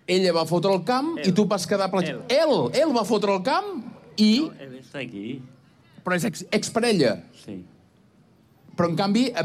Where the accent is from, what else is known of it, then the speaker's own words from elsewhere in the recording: Girona, Catalonia, Spain; com som els catalans, Ehm, com som els de Girona...